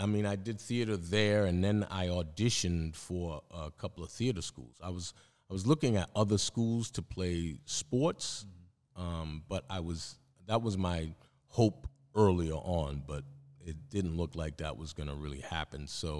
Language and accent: English; Roxbury, Massachusetts, United States; there weren't a lot of people going to college from where I came from Roxbury.